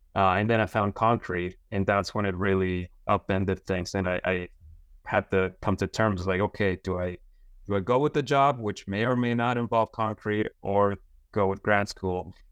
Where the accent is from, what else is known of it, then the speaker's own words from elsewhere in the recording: Las Cruces, New Mexico, United States; moved away as an adult; also born or lived in upstate New York; I'm from Las Cruces in New Mexico.